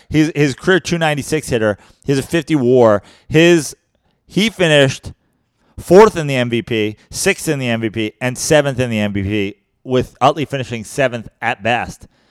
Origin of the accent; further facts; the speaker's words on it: New York, United States; now in Venice, Los Angeles, United States; I'm from New York.